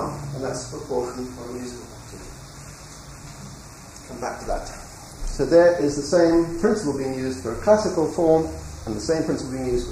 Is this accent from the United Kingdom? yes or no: yes; England, United Kingdom; I'm now talking as an Englishman